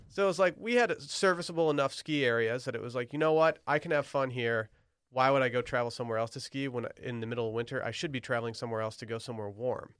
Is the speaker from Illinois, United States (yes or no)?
no; Michigan, United States; we have an, a very impressive terrain park at both ski areas in my hometown